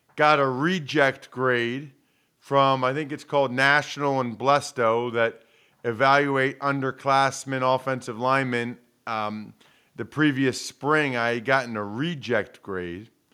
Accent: Reading, Pennsylvania, United States; I'm from Reading. Grew up a huge Eagles fan.

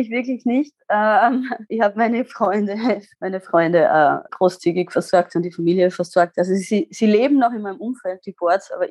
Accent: Styria, Austria; Ich bin am Bauernhof aufgewachsen in der Südsteiermark mit Äpfel, Landwirtschaft und habe dann die Technik für mich entdeckt

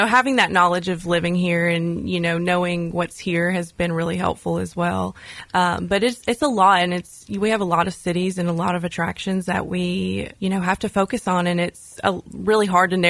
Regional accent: Gallatin, Tennessee, United States; also born or lived in Murfreesboro; Yeah, so I am from Gallatin. I've lived there most all of my life. And I went to Gallatin High School.

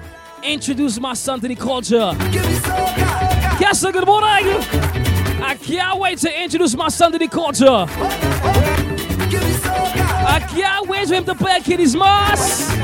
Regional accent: Sint Maarten; I've been a huge plane fan since I was a child, growing up in St. Martin, watching the planes land at one of the best airports in the world when it comes to viewing aircrafts.

